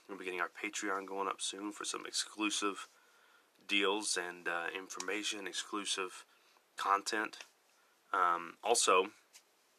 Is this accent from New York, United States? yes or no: no; Texas, United States; I am from Texas, so you're going to have to get used to a little bit of an accent, and me saying y'all a lot